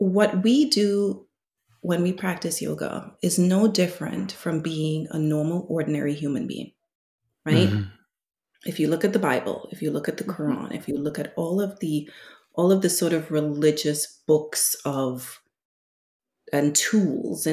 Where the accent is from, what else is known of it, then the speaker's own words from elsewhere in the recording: Trinidad & Tobago; now in United States; I am from Trinidad, my husband's from Lebanon